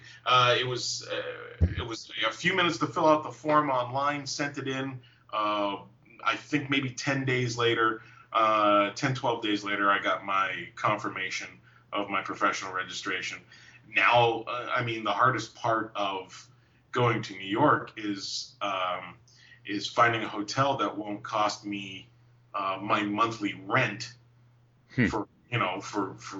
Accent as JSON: {"language": "English", "town": "Toronto", "region": "Ontario", "country": "Canada", "tie": "born or raised there"}